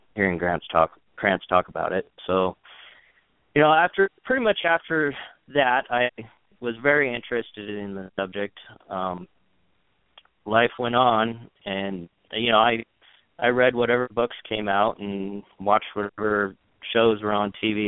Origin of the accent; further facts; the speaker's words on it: Longview, Washington, United States; I grew up here in Washington State. I actually grew up in Longview